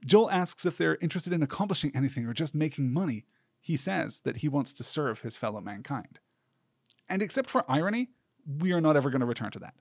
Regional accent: United Kingdom; growing up in Britain

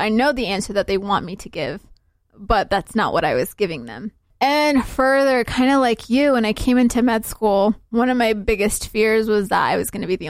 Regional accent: Somalia; And so I would always say Somalia because that's what I'm used to. Right. When people ask me, where are you from here? They mean, what's your country of origin, basically.

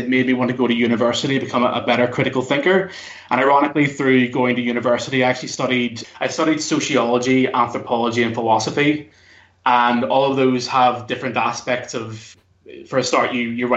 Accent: Belfast, Northern Ireland, United Kingdom; I'm from, as you can maybe tell from my accent, I'm actually from Belfast and Northern Ireland

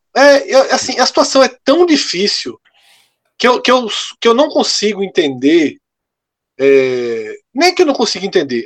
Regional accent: Recife, Pernambuco, Brazil; a gente é do Recife

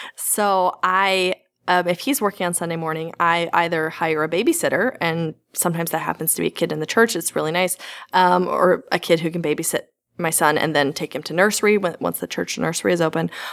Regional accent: the Bible Belt, United States; I grew up in the Bible Belt

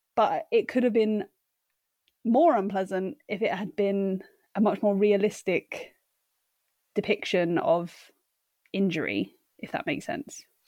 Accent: United Kingdom; growing up in Britain

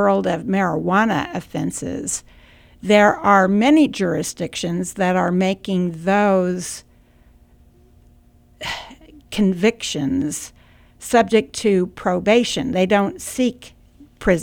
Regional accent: Kansas, United States; I'm from Kansas

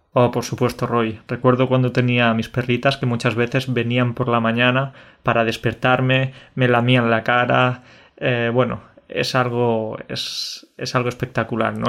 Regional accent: Spain; el dicho que tenemos en España

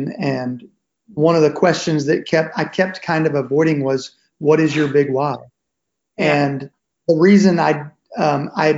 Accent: Nashville, Tennessee, United States; I'm originally from Nashville

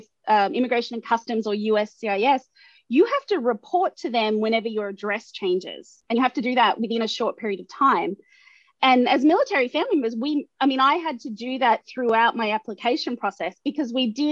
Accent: Australia; first language English; moved away as an adult; now in United States; I also love being Australian as well

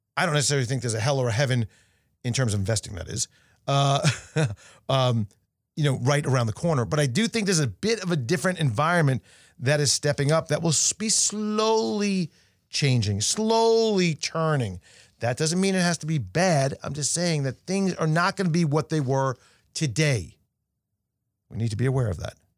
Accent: New York, United States; being a New Yorker

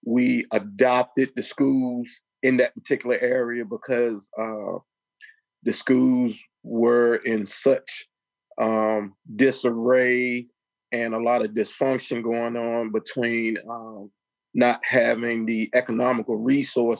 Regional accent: Richmond, Virginia, United States; also born or lived in Chesterfield, Virginia; I grew up in Richmond, Virginia

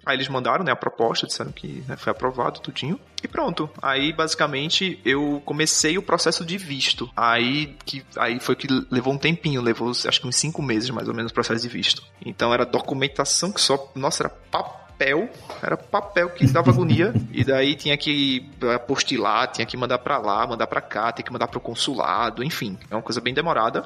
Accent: Recife, Pernambuco, Brazil; moved away as an adult; now in Lisbon, Portugal; eu sou de Recife, Pernambuco. Hoje eu tô morando aqui em Portugal, Lisboa

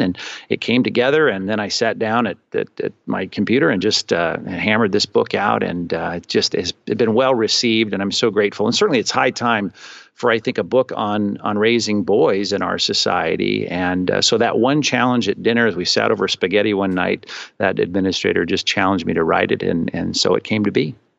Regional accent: Long Beach, California, United States; also born or lived in Chicago / Arizona / Aliso Viejo, Orange County; I'm from Southern California. I grew up in Long Beach. I spent my whole life there till I got shipped off to school

